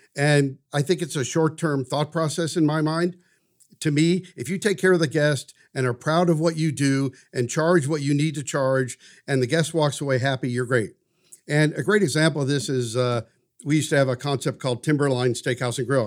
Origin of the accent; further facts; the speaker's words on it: St. Louis, Missouri, United States; also born or lived in Washington, D.C.; now in Wichita, United States; I grew up in St. Louis.